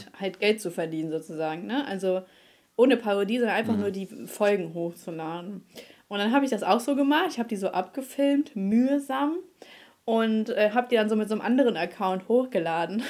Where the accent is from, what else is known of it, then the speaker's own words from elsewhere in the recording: Germany; als Deutscher